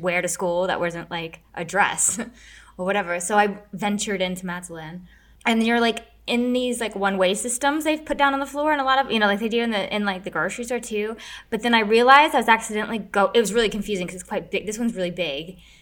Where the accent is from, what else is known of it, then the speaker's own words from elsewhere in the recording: United States; I'm American